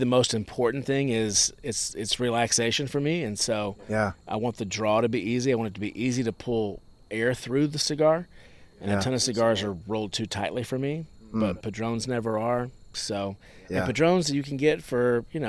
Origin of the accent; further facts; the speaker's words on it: Nashville, Tennessee, United States; I grew up in Nashville